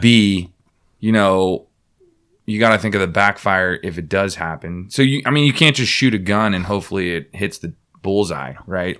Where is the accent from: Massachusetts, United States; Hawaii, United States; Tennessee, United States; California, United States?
California, United States; Bay Area; I'm from the Bay Area